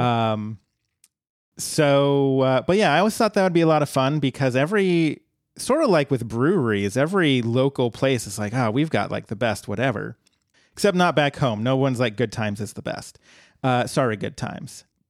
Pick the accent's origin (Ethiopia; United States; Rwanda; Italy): United States; Colorado; moved away; happened to be one in my hometown back in Colorado